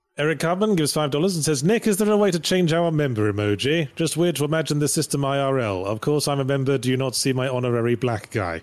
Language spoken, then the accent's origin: English; United Kingdom; I'm British, so, and we pronounce Graham with two syllables